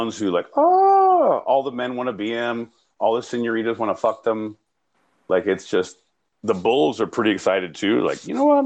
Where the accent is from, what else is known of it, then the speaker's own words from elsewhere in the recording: Northern California, United States; I grew up in Northern California